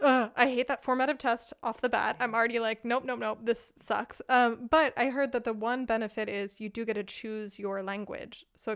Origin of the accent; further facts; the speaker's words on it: Pennsylvania, United States; now in Germany; I am from Pennsylvania, which was on that list.